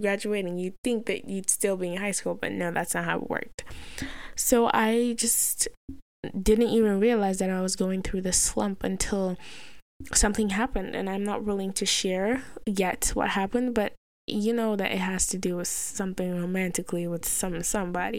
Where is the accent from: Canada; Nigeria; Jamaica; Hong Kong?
Nigeria; I'm a black Nigerian Muslim